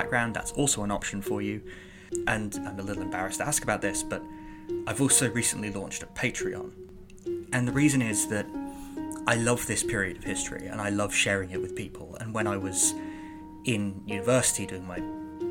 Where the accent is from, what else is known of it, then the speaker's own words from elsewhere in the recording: Birmingham, West Midlands, United Kingdom; I'm from Birmingham, I'm from Mercia